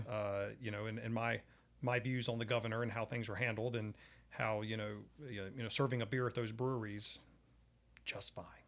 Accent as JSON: {"language": "English", "town": "Charlotte", "region": "North Carolina", "country": "United States", "said": "I'm at the poker table. It's Charlotte, North Carolina"}